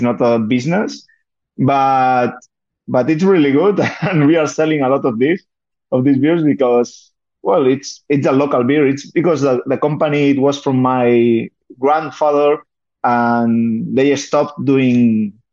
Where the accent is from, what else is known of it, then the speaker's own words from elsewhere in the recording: Balaguer, Catalonia, Spain; English is a second language; also born or lived in Barcelona; now in Balaguer, Spain; I was born in Catalonia